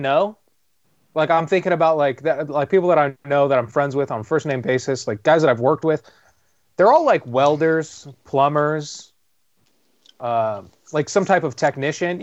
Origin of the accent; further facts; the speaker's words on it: Tehachapi, California, United States; moved away; I'm in Tehachapi, my hometown